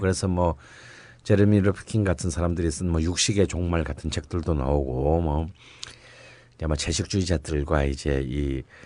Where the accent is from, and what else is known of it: Gyeongsang, South Korea; born or raised there; now in Seoul, South Korea